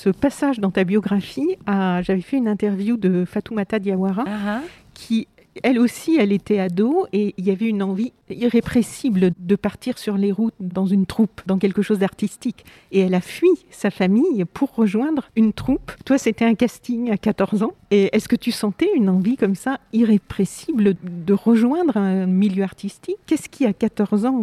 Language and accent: French; Rio de Janeiro, Brazil; French is a second language; moved away as an adult; now in France; Je suis née dans les années 80 à Rio de Janeiro